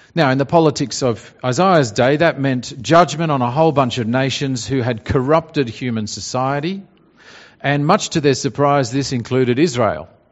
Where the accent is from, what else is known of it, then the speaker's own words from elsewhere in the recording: Australia; our pride in being Australian. You know, we like Australia and what an Australian is